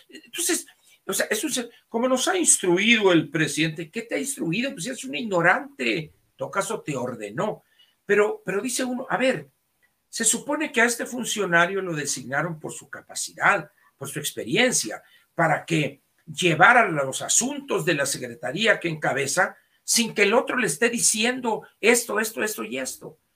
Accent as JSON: {"language": "Spanish", "region": "Sonora", "country": "Mexico", "said": "para mí como sonorense"}